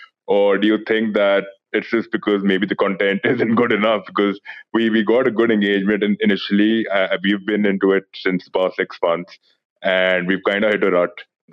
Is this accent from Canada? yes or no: no; India; I'm from India.